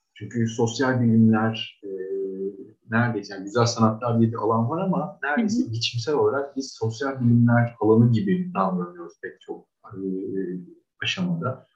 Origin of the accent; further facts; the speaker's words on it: Istanbul, Turkey; 1982 yılında İstanbul'da doğdum.